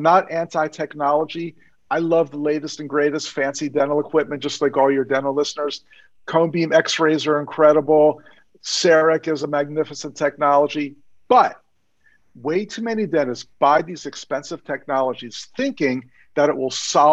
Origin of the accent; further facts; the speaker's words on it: Maryland, United States; Maryland, I'm from Maryland